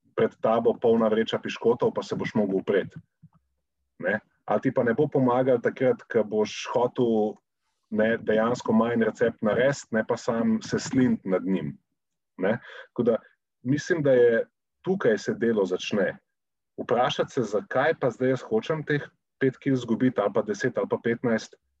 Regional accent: Slovenia

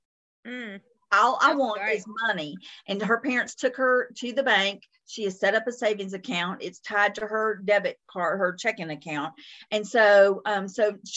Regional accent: the South, United States; accent: Southern; my Southern accent

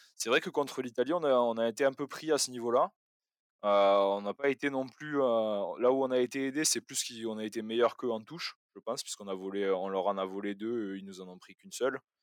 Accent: France; en tant que Français

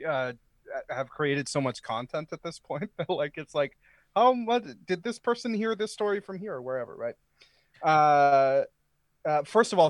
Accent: Maine, United States; I grew up in Maine. I'm from the state of Maine

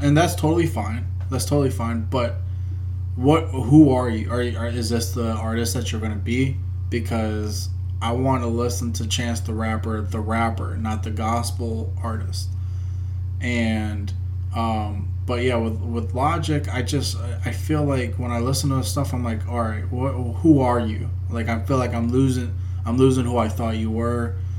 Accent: United States; we're Americans

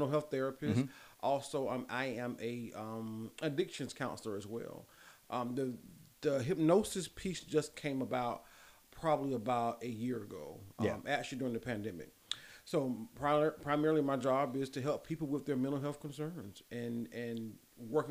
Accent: Lamar, South Carolina, United States; I'm big Lamar, South Carolina. So that's where I'm originally born and raised

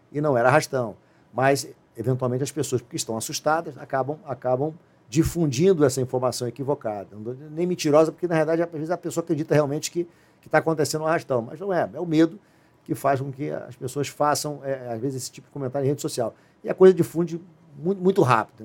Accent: Rio de Janeiro, Brazil; eu sou carioca. Moro no Rio de Janeiro.

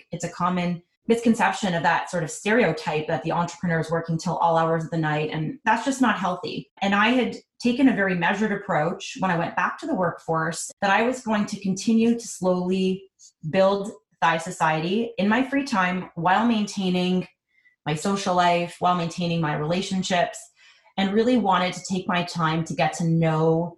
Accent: Montreal, Quebec, Canada; now in Toronto, Canada; I am originally from Montreal, and I've actually been living in Toronto for the last 15 years

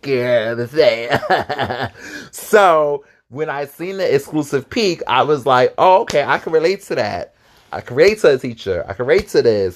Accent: East Coast, United States; I'm from the East Coast and I'm a little more ugh, like a little rough

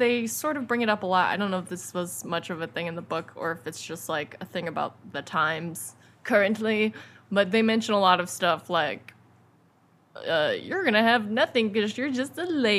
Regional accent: United Kingdom; I'm British.

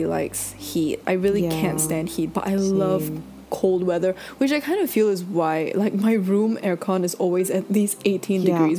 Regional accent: Singapore; born there; I was born in Singapore.

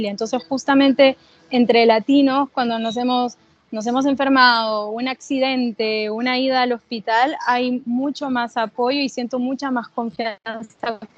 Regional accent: Peru; porque justamente se extraña, extraño casa, ¿no? Extraño Perú

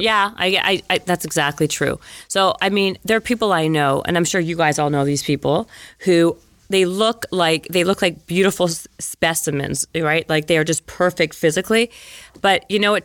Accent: Winnipeg, Manitoba, Canada; moved away as an adult; growing up in Winnipeg. Remember where I grew up?

